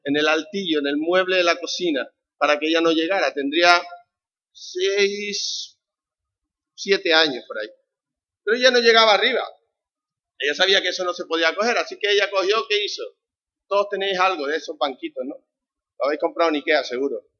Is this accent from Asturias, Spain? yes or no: no; Canary Islands, Spain; accent: Canarian; somos canarios, por si no habéis notado mi acento notado, ¿no? No paso desapercibido